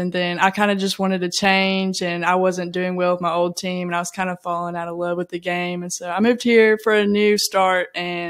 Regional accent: Cleveland, Tennessee, United States; accent: Southern drawl; now in Bossier City, United States; I'm from the Cleveland, Chattanooga area in Tennessee.

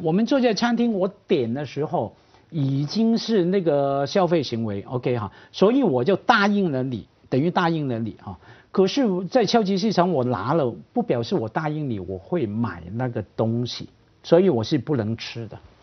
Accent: Hong Kong; accent: Hong Kong; 虽然我普通话一听就是香港的

